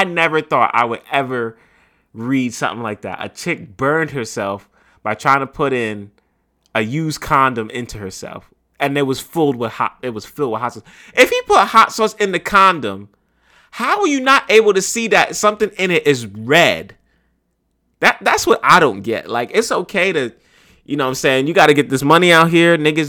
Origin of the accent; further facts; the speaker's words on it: New York City, New York, United States; right here in my hometown of the Bronx.